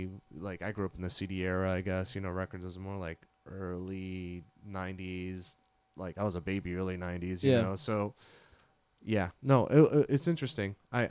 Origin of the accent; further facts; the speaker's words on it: Miami, Florida, United States; moved away as an adult; also born or lived in Orlando; I am actually from Miami. I was you know, born and raised there. Kendall, if anybody listening is familiar with that area, it's very suburban